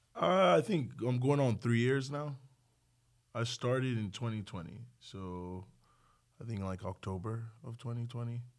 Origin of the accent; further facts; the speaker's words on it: Nigeria; also born or lived in League City, Texas; now in Texas, United States; I grew up in Nigeria